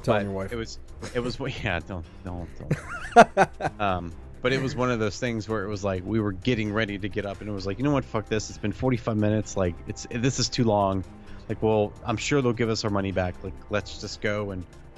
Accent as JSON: {"language": "English", "country": "United States", "said": "as an American who watches not a lot of foreign films"}